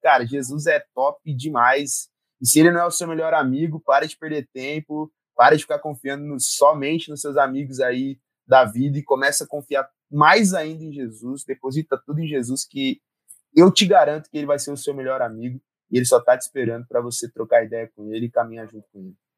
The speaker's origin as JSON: {"language": "Portuguese", "town": "Ribeirão Preto", "region": "São Paulo", "country": "Brazil", "moved": "as an adult", "lives_now": "Campinas, Brazil", "said": "eu sou de Ribeirão Preto, fica duas horas e meia aqui de Campinas"}